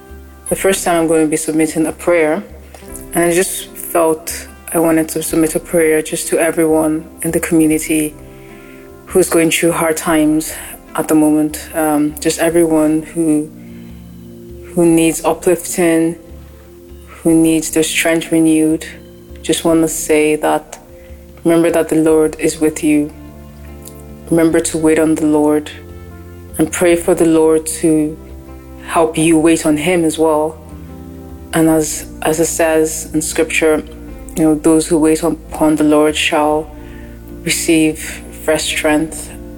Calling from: Ireland; I'm calling in from Ireland.

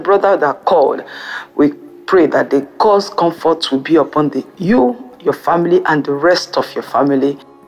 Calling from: France; I'm calling in from France.

